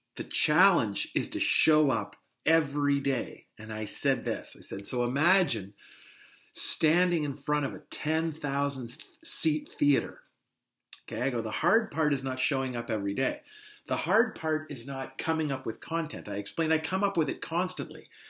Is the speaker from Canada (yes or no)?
yes; North Bay, Ontario, Canada; moved away; I've made the trip back to North Bay